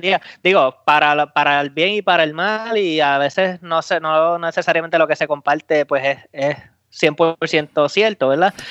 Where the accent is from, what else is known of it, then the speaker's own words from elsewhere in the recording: Puerto Rico; now in United States; Como boricua